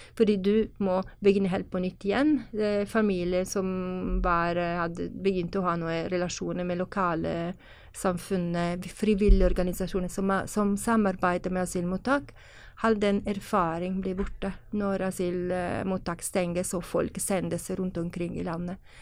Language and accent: Norwegian; Italy; Norwegian is a second language; now in Norway; jeg kommer fra Italia